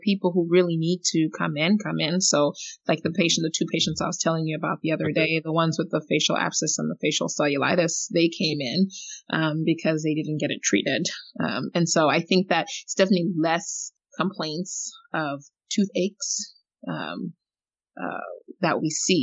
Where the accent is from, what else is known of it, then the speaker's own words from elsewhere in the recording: Eswatini; moved away; I grew up in Africa. I grew up in, you know, Swaziland